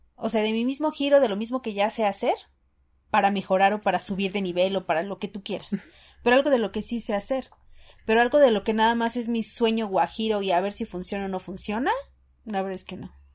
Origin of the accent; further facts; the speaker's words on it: Mexico; como buen mexicano